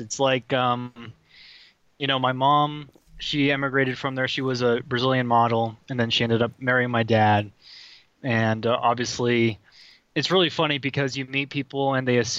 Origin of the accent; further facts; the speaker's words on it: United States; I consider myself American. I'm only American citizen. You know, I have nothing else. I'm loyal to this country. I don't have any dual citizenships or dual loyalties or anything like that. And culturally speaking, I'm very American.